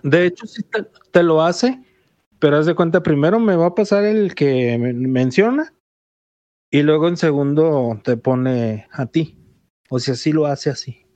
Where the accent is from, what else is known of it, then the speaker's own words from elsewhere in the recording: Jalisco, Mexico; los que somos de Jalisco